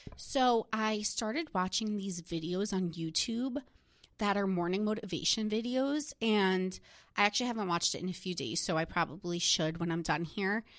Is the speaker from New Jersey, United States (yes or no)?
yes; New Jersey, United States; I'm from New Jersey. Like, that is, like, what I grew up